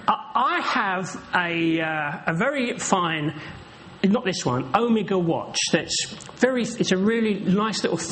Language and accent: English; London, United Kingdom; also born or lived in Norwich; now in Norfolk, United Kingdom; I was born here in London. I'm a Londoner. I am from around these parts. I was born in Peckham, just over the way.